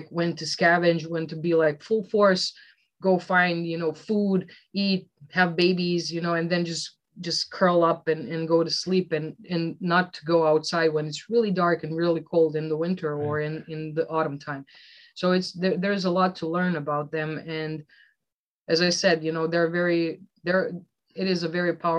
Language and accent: English; Velika Gorica, Zagreb County, Croatia; my hometown of Velika Gorica is such a small, teeny tiny town